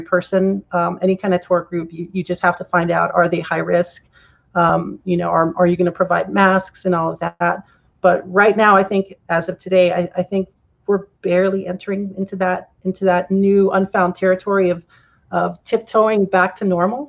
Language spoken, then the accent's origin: English; El Paso, Texas, United States; moved away; also born or lived in Arizona; growing up in El Paso, I was born in El Paso, Texas. So kind of lived in the desert all my life. That was the Chihuahuan Desert.